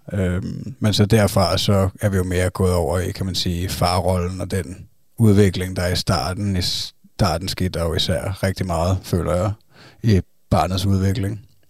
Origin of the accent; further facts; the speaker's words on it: Zealand, Denmark; vi er fra Sjælland